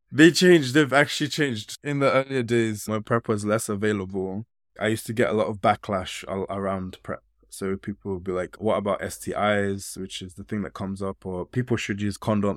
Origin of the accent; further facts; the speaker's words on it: United Kingdom; Although I've grown up in this country, I still have very West African kind of ways of being